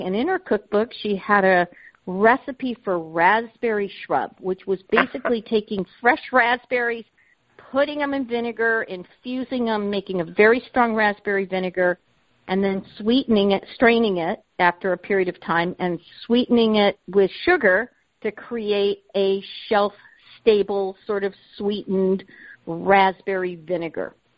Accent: Southern California, United States; moved away; I grew up in Southern California

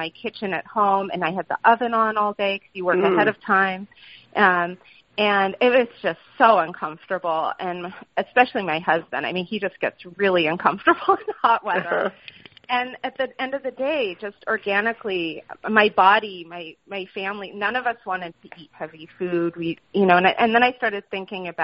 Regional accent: California, United States; also born or lived in Boston / New York; now in Portland, Maine, United States; I grew up in California

